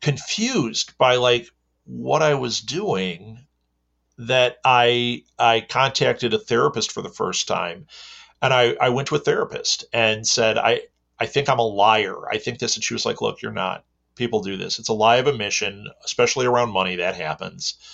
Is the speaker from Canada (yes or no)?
no; Midwest, United States; I am from the Midwest in America.